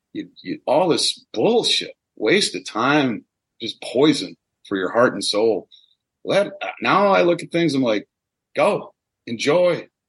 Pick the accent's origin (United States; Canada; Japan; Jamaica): United States; Midwest; obviously I'm from the Midwest. I have no trouble talking.